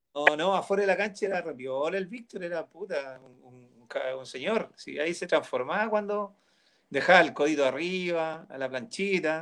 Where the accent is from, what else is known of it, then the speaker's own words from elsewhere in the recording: Peñaflor / Mallarauco, Santiago Metropolitan Region, Chile; also born or lived in Melipilla / Recoleta, Santiago; yo nací en Peñaflor